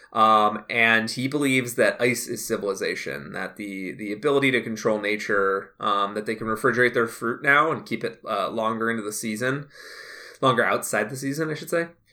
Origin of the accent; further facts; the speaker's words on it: Midwest, United States; And I'm from the Midwest. I'm from Mike Pence territory.